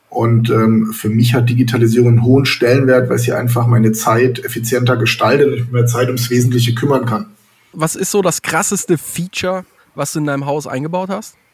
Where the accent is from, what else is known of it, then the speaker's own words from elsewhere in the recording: Baden-Baden, Baden-Württemberg, Germany; Ja, ich komme aus Baden-Baden, wie ich äh, gerade schon selber gesagt habe.